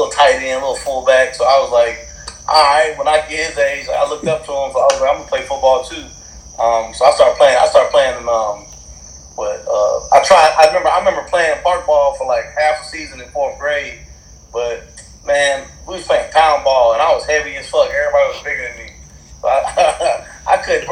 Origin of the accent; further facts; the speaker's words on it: Stone Mountain, Georgia, United States; also born or lived in Decatur, Georgia; I grew up over there in Stone Mountain